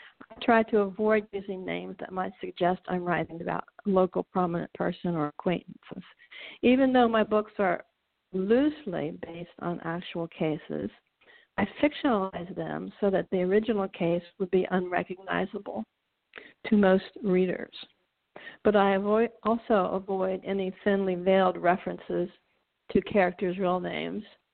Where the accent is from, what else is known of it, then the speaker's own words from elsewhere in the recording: Cincinnati, Ohio, United States; now in Carlisle, United States; I'm originally from Cincinnati